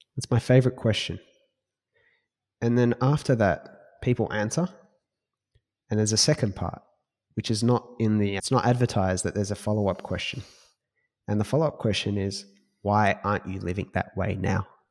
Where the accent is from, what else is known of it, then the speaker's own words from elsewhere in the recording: Australia; we're Australian.